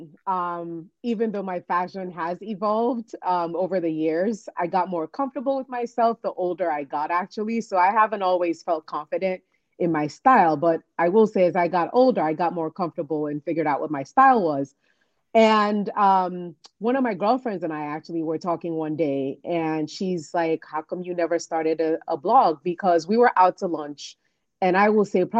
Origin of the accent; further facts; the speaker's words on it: Nigeria; moved away as an adult; also born or lived in New York, United States; now in DC, Maryland, Virginia area, United States; I'm originally from Nigeria